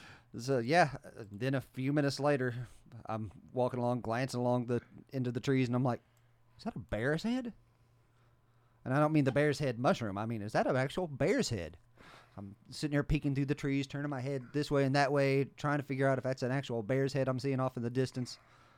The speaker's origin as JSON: {"language": "English", "region": "West Virginia", "country": "United States", "tie": "born or raised there", "said": "I grew up in West Virginia. I know what to look for these things."}